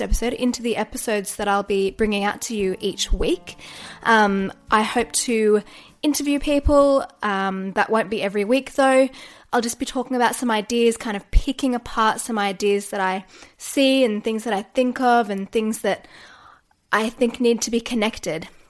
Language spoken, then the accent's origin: English; Australia; accent: Australian; also born or lived in Newcastle, New South Wales; I am a yoga teacher based in Newcastle, New South Wales, and if you can't tell from the accent, I am Australian.